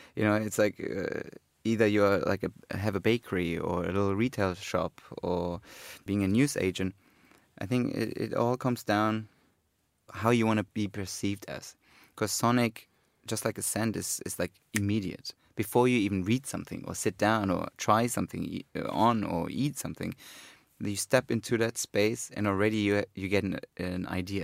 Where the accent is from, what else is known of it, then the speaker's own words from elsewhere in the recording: Cologne, North Rhine-Westphalia, Germany; when I was growing up in Cologne